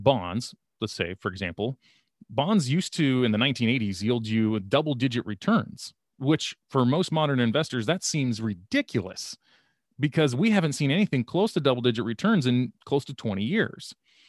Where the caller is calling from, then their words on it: Sacramento, California, United States; I'm here from Sacramento, California here.